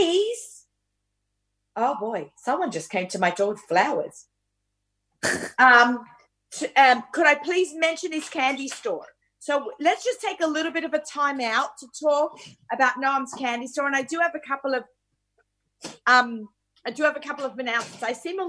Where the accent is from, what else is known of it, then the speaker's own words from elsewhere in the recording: Australia; moved away; I grew up in Australia with my mother